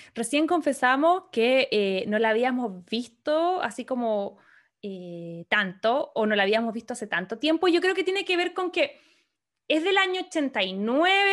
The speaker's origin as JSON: {"language": "Spanish", "country": "Chile", "also_born_or_lived": "Antarctica", "moved": "yes", "lives_now": "California, United States", "said": "nosotros como chilenas estamos acostumbrados a que el fin de año es, eh, qué sé yo, calorcito, empieza el verano"}